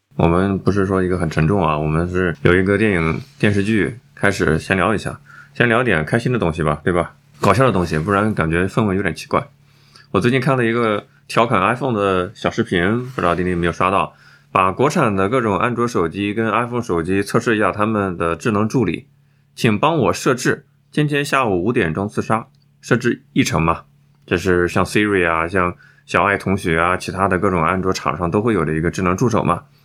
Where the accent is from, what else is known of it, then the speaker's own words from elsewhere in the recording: China; 我们中国人，我们春节就是要团团聚在一起啊